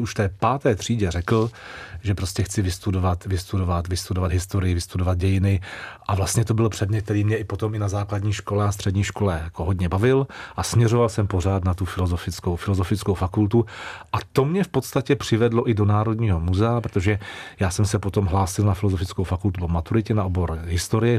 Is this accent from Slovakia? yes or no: no; Prague, Czechia; moved away as an adult; now in Úvaly, Czech Republic; jsem Žižkovák, já jsem strávil celé Aha. dětství na Žižkově, takže já jsem Žižkovský kluk